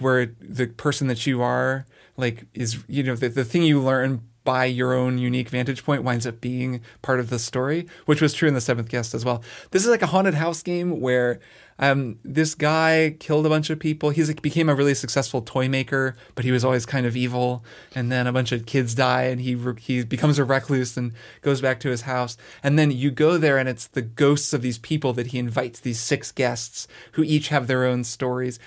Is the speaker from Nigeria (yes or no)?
no; Bloomington, Indiana, United States; I grew up in Bloomington, Indiana